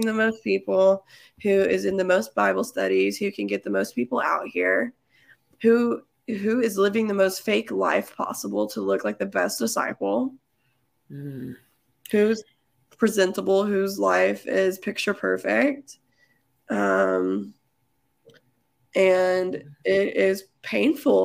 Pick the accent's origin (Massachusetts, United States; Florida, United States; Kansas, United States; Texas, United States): Texas, United States; I'm from Texas